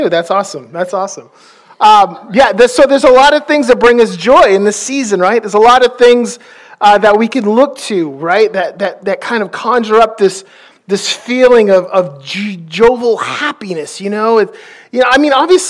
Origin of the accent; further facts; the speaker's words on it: Maine, United States; I'm from Maine